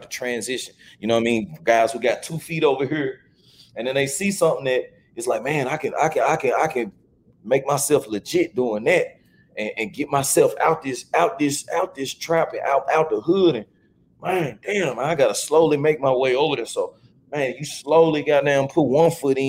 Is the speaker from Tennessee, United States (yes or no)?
yes; Memphis, Tennessee, United States; I grew up, I'm from the Haven. I'm from BAZ. Mm-hmm. So South Memphis